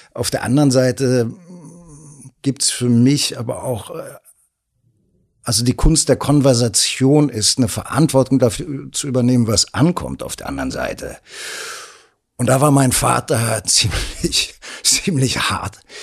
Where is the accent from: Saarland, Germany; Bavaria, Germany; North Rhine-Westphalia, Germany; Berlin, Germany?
Berlin, Germany; dass ich vom, vom, vom, von der Mentalität her wahrscheinlich am meisten Kreuzberger bin, mhm. so als Berliner.